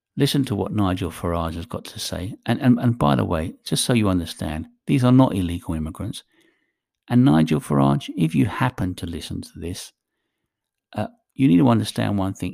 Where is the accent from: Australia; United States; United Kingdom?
United Kingdom; England; I was born in England. I consider myself British.